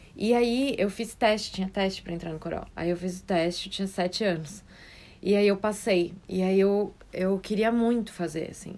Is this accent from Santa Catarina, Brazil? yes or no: yes; Florianópolis, Santa Catarina, Brazil; Nasci em Floripa